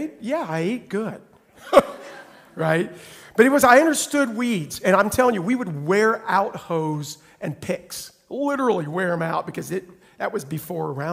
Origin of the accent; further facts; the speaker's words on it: Oklahoma, United States; moved away; I'm from Oklahoma